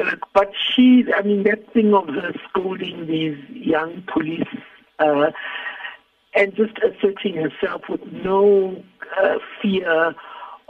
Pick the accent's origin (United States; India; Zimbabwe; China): Zimbabwe; moved away as an adult; now in South Africa; I had come from Zimbabwe, because I come from Zimbabwe